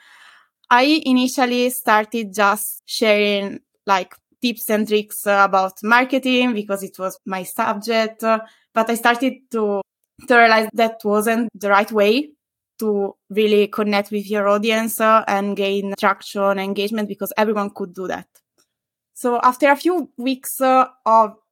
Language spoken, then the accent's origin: English; Italy; English is a second language; moved away as an adult; also born or lived in Glasgow / Lisbon / Paris; now in Madrid, Spain; I'm Italian